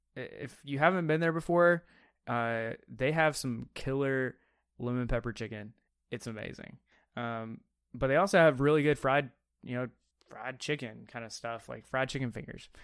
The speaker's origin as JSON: {"language": "English", "town": "Mobile", "region": "Alabama", "country": "United States", "tie": "born or raised there", "said": "I grew up in Mobile, Alabama"}